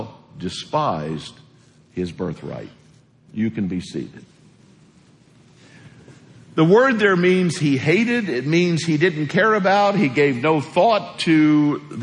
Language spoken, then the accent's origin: English; Missouri, United States; moved away; I grew up in a real small house in Missouri, 900 square feet